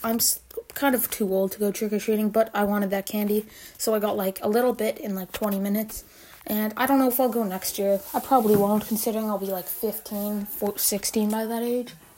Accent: Canada; I'm Canadian

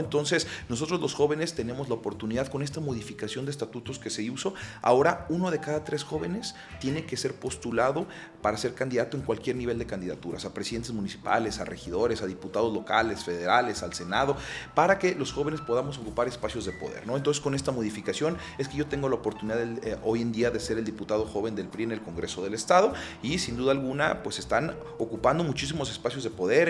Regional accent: Guadalajara, Jalisco, Mexico; also born or lived in Mexico City; yo soy tapatío, mi ascendencia de, mi familia es de la zona de la ribera del lago de Chapala, pero yo soy nacido, criado y avecinado aquí en la ciudad de Guadalajara

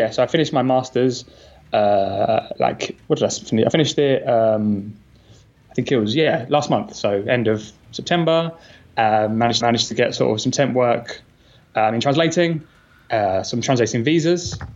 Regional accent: England, United Kingdom; perdone, perdone, soy inglés.

